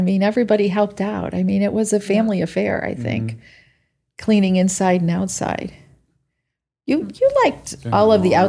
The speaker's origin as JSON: {"language": "English", "region": "upstate New York", "country": "United States", "also_born_or_lived": "Atlanta area / Florida", "moved": "as an adult", "said": "I'm from upstate New York."}